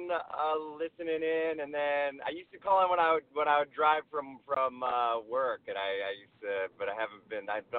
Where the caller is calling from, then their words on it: Los Angeles, California, United States; Los Angeles.